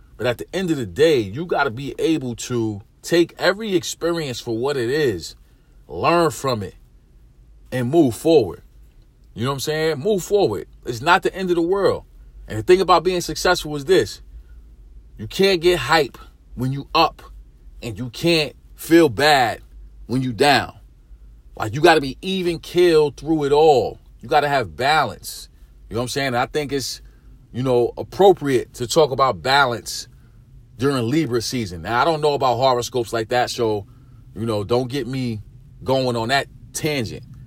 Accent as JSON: {"language": "English", "town": "New York City", "region": "New York", "country": "United States", "said": "I'm a dude from East New York. I'm from the hood."}